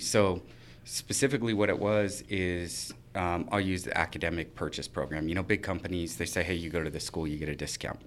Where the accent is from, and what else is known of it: Idaho Falls, Idaho, United States; born or raised there; moved away as an adult; now in Boise, United States